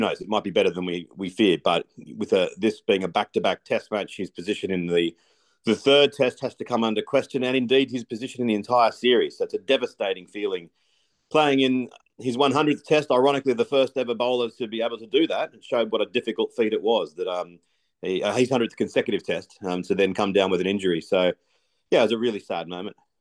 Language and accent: English; Australia; as an Australian